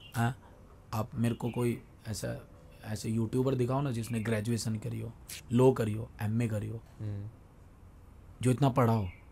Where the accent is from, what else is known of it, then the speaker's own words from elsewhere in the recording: Delhi, India; मैं दिल्ली में ही रहा हूँ दिल्ली में ही पला बड़ा हूँ